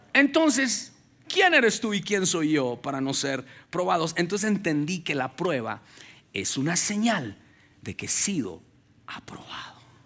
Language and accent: Spanish; Ubaté, Cundinamarca, Colombia; moved away as an adult; now in United States; nací en Ubaté, que Ubaté es la tierra de los quesos, queda aquí a dos horas de aquí